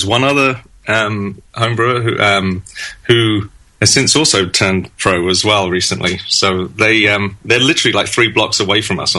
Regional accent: London, United Kingdom; moved away as an adult; now in United States; Yes, I was born in London, in West London, and I lived there in that sort of area until 2004. I moved here in 2004, and originally just to do a 2-year transfer with work, and then move back.

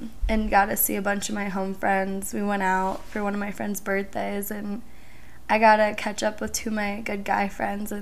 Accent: suburb of Chicago, Illinois, United States; moved away as an adult; I grew up in Illinois my whole life

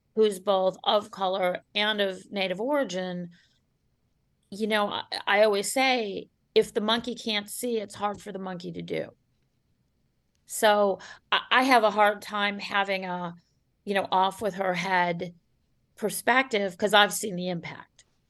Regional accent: Cleveland, Ohio, United States; the Cleveland Plain Dealer, my hometown paper

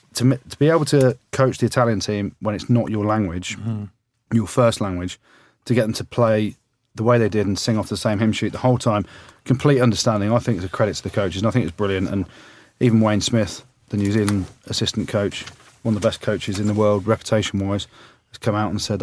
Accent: England, United Kingdom; as an Englishman

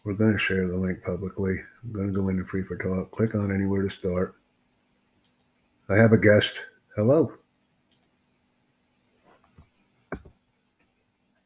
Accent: United States

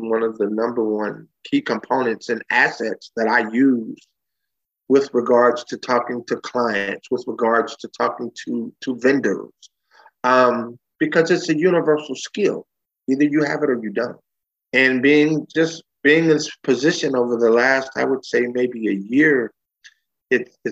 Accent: Bay Area, California, United States; I was born and raised in California, uh, Bay Area boy.

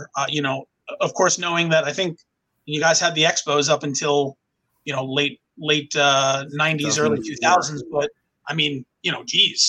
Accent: Long Island, New York, United States; now in Orlando, United States; I've been in Orlando, Florida. I grew up in New York, from Long Island

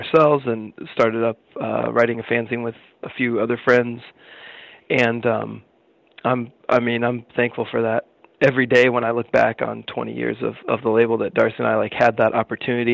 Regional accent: Danville, Illinois, United States; we grew up in Danville, Illinois, which is about 30 miles away from Champaign-Urbana

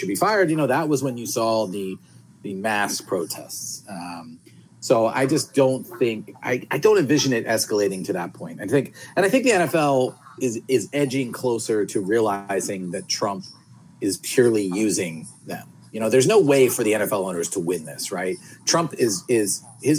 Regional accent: Philadelphia, Pennsylvania, United States; I grew up in Philadelphia, you know, so, and that's where we are right now.

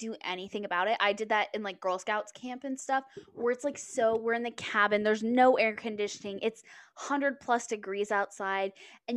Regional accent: Texas, United States; I grew up in Texas.

